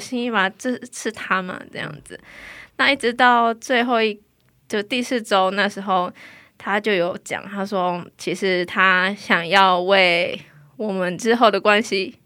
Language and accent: Chinese; Taiwan; moved away as an adult; now in South Korea; 我来自台湾